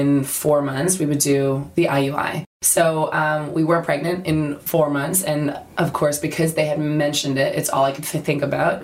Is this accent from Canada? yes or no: yes; Canada; now in London, United Kingdom; I'm from Canada